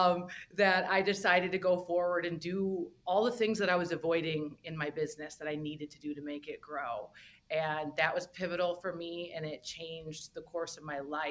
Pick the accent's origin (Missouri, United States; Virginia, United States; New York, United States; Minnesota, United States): Minnesota, United States; moved away; I grew up in the Midwest in Minnesota